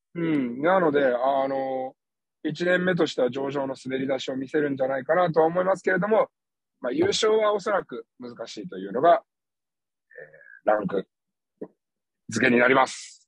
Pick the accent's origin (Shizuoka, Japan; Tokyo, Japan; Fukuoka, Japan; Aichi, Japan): Tokyo, Japan; Hachioji; now in Okayama, Japan; 東京・八王子ビートレインズ。 うん。 私の地元